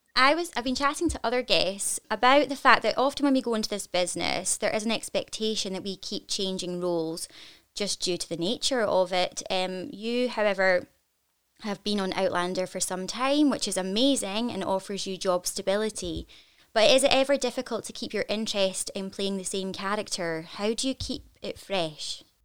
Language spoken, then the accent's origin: English; Scotland, United Kingdom; I am incredibly proud to be Scottish